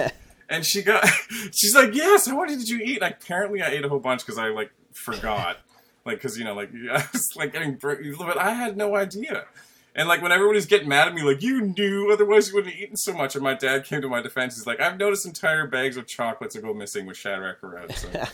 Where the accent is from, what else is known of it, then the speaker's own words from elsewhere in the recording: Canada; I'm Canadian too